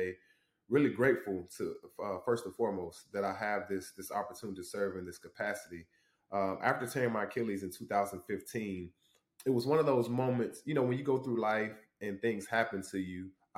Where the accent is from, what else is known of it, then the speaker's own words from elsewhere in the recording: Douglasville, Georgia, United States; also born or lived in Huntsville, Alabama; I moved to Douglasville, Georgia. So I consider Douglasville, Georgia, like my hometown. I moved there when I was 9.